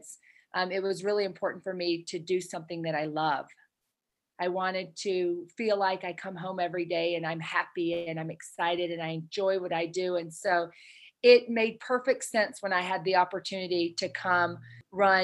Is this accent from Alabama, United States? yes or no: yes; Alabama, United States; moved away as an adult; now in Utah, United States; I grew up in Alabama. I'm a Southern Belle.